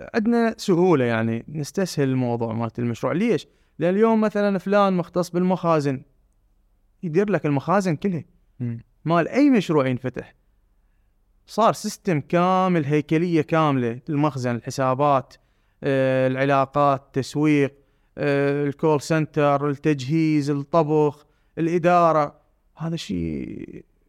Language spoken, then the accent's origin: Arabic; Basra Governorate, Iraq; وانا ابن البصره